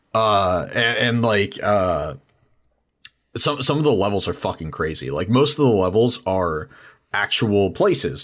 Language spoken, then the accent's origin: English; San Diego, California, United States; I'm from San Diego